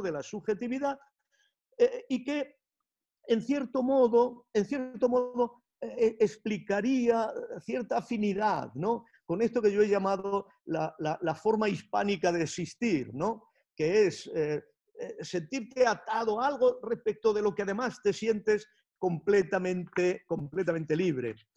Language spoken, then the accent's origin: Spanish; Spain; como pensadores españoles